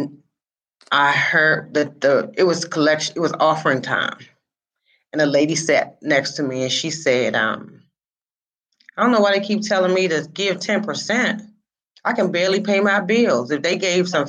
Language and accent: English; Washington, District of Columbia, United States; I was born and raised in Washington, D.C.